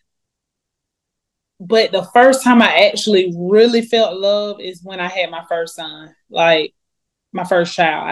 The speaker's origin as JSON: {"language": "English", "town": "Atlanta", "region": "Georgia", "country": "United States", "tie": "born or raised there", "said": "I grew up in Atlanta, Georgia"}